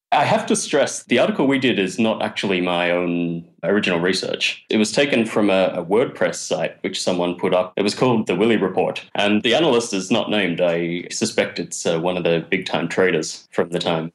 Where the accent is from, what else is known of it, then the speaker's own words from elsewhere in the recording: Australia; moved away as an adult; also born or lived in Canada / Japan; now in Tokyo, Japan; I came to Japan about uh, ten years ago, and I came via Canada, and uh, I'm originally from Australia.